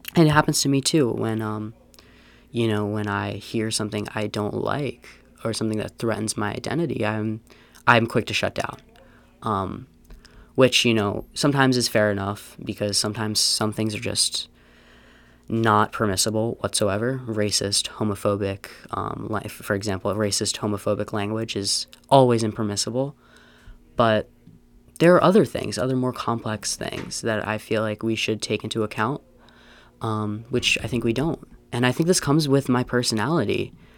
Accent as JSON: {"language": "English", "region": "Pennsylvania", "country": "United States", "moved": "yes", "said": "I'm from Pennsylvania"}